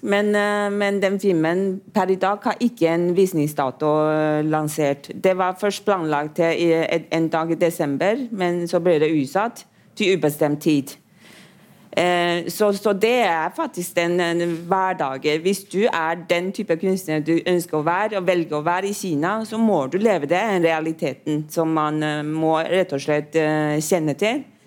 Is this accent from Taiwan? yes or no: yes; Taiwan; now in Norway; jeg kommer jo fra Taiwan